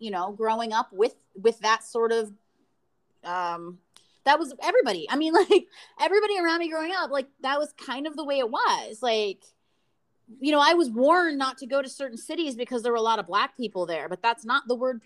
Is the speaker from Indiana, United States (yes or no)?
yes; Indiana, United States; now in Los Angeles, United States; I'm from Indiana